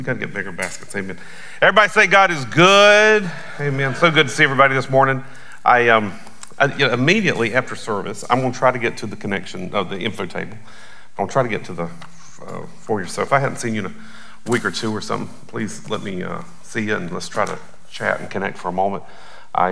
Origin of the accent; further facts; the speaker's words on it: Belmont, North Carolina, United States; also born or lived in Aiken, South Carolina; now in Atlanta, United States; I grew up primarily in West Charlotte, Belmont, North Carolina.